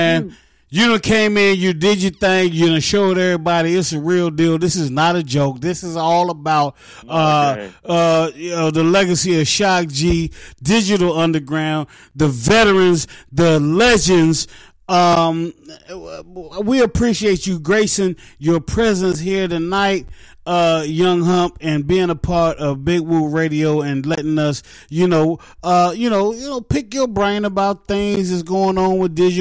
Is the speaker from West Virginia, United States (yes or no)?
yes; Oak Hill, West Virginia, United States; also born or lived in East Orange, New Jersey; now in Charlotte, United States; It's going to be a small town called Oak Hill. Oak, O-A-K, Hill, H-I-L-L, Oak Hill, West Virginia.